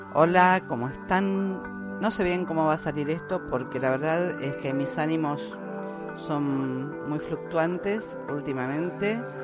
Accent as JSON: {"language": "Spanish", "country": "Argentina", "said": "acá en mi país, en Argentina"}